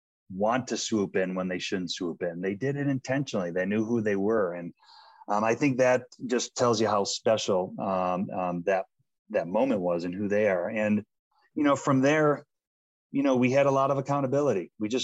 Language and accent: English; Boulder, Colorado, United States; And doing it in my hometown was special of Boulder, Colorado.